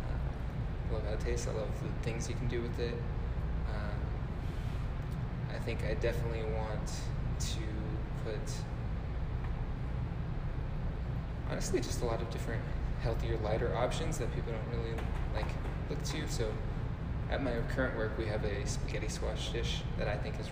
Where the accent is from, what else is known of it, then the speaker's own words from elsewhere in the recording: Pomona, California, United States; moved away; also born or lived in Colorado; I grew up in Pomona, which is a small town, 40 minutes from L.A.